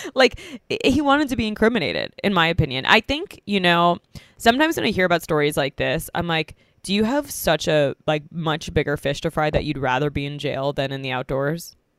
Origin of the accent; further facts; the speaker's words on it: New York, United States; moved away; I'm in my hometown, New York, New York.